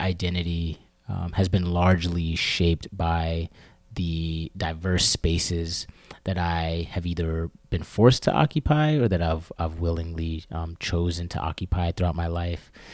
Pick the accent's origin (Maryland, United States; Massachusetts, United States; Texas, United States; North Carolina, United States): Maryland, United States; moved away as an adult; now in New York, United States; I was born and raised in Maryland, uh, right outside of the D C area